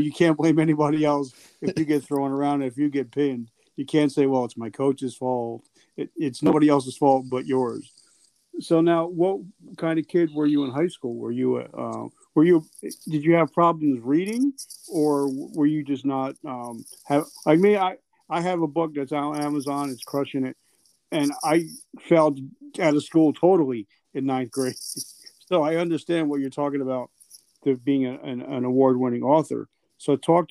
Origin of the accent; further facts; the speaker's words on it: New Jersey, United States; I'm from Jersey, so it's not too far from here